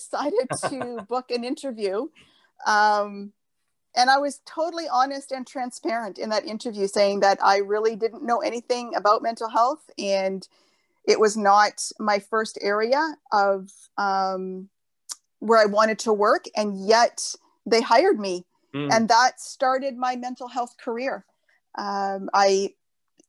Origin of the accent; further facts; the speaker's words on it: just outside of Sudbury, Ontario, Canada; now in Cambridge, Canada; I grew up actually just outside of Sudbury up north.